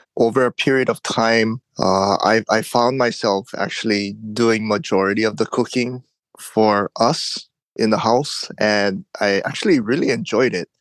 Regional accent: Oahu, Hawaii, United States; also born or lived in Big Island, Hawaii; now in Hilo, United States; I moved from the Big Island back to Oahu, where I was born and raised

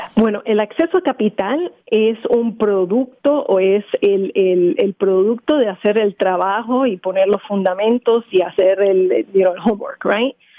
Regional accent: Puerto Rico; now in Philadelphia, United States; Originalmente de Puerto Rico.

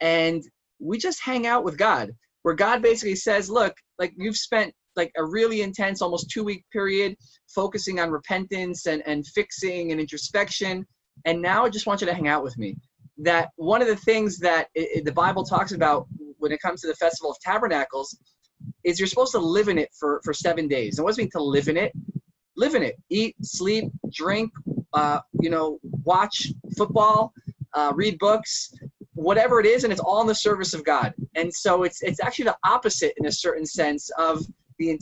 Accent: New Jersey, United States; moved away as an adult; now in Israel; I grew up in New Jersey and went through college

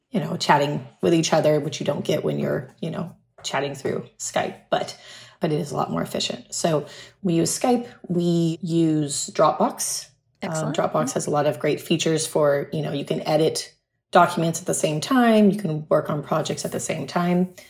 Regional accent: Huntington Beach, California, United States; moved away as an adult; also born or lived in San Diego / Malibu / Santa Monica; now in Puerto Rico; I'd been in Southern California my entire life. I grew up in Huntington Beach

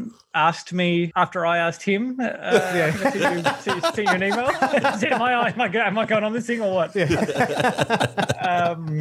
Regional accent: Glenorchy, Tasmania, Australia; I grew up in Glenorchy

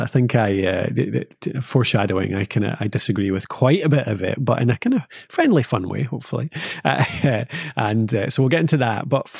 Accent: Scotland, United Kingdom; It's what we have to do as Scottish people. Like, yeah, our summers are so short

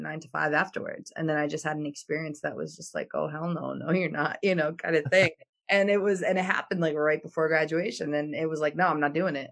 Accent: Albania; now in United States; I come from Albania

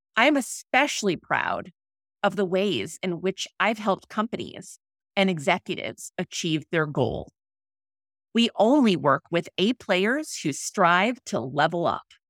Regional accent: St. Louis, Missouri, United States; moved away as an adult; also born or lived in Philadelphia; we returned to my hometown of Saint Louis.

